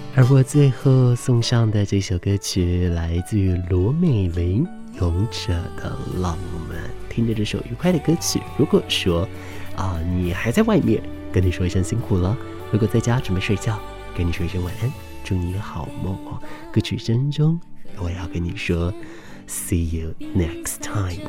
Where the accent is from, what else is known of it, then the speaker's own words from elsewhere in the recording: Taiwan; 我也安全地在这个岛屿上面长大